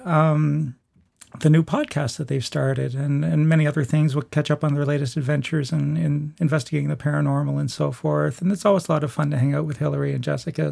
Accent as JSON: {"language": "English", "region": "Nova Scotia", "country": "Canada", "tie": "born or raised there", "said": "I was born and raised in Nova Scotia."}